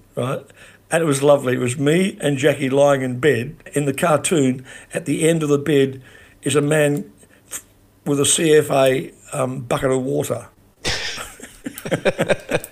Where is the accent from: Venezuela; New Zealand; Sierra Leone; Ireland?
New Zealand; moved away; also born or lived in Australia; I was raised in New Zealand, so I know about earthquakes. We used to have earthquake drill when I was a kid